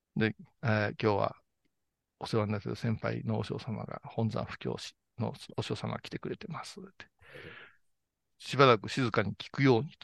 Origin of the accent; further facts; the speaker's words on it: Kurashiki, Okayama, Japan; 私は倉敷ですからね